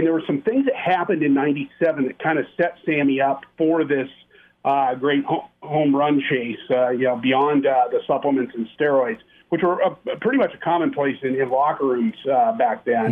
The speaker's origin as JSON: {"language": "English", "region": "Nebraska", "country": "United States", "tie": "born or raised there", "moved": "yes", "said": "I grew up in Nebraska."}